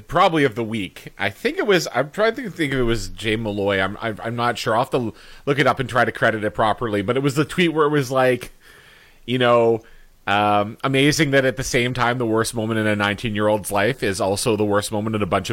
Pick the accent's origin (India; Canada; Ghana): Canada; Winnipeg, Manitoba; moved away; I'm of course from Winnipeg, and I was back over the holidays.